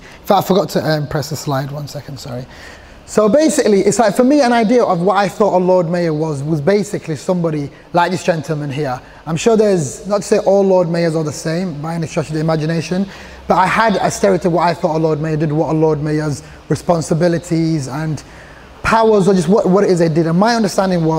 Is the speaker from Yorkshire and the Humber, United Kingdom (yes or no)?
yes; Sheffield, Yorkshire and the Humber, United Kingdom; English is a second language; also born or lived in Somalia; I was born in Somalia, came to Sheffield when I was 5 years old, grew up in Burngreave part of the city.